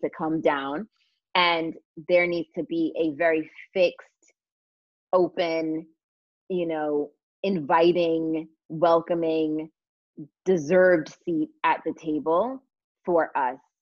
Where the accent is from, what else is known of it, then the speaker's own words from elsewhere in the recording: United States; now in London, United Kingdom; as an American